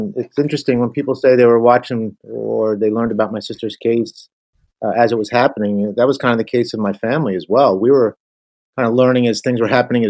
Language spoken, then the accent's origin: English; outside of Philadelphia, Pennsylvania, United States; We grew up outside of Philadelphia. We were I guess you would say, a typical family. I had a younger sister, Suzanne, and we went through the parochial school system.